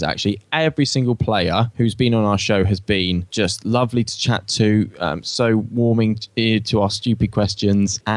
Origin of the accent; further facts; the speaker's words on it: Australia; accent: Aussie; my Aussie accent